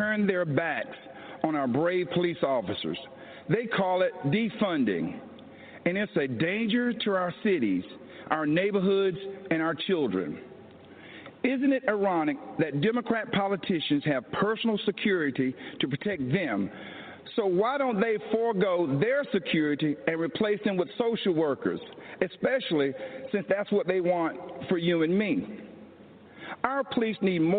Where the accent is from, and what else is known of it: Laurel Hill, North Carolina, United States; born or raised there; moved away as an adult